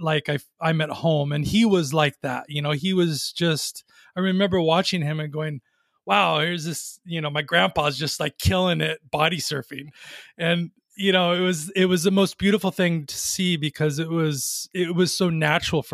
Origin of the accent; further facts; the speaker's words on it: Long Beach, California, United States; now in Ojai, United States; I grew up in Long Beach, which is an interesting place because I didn't grow up on the water, but near the water